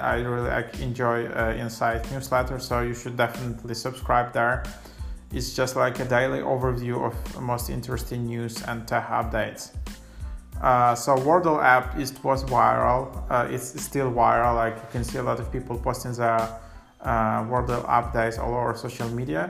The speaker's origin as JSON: {"language": "English", "country": "Ukraine", "moved": "yes", "said": "I'm originally from Ukraine"}